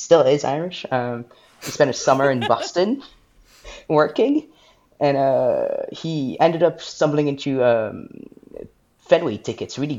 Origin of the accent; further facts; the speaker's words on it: France; moved away as an adult; now in Scotland, United Kingdom; Originally I'm from France, but I live in Scotland